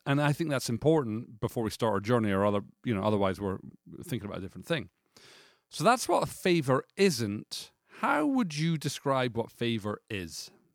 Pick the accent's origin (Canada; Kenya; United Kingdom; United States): United Kingdom; as a British person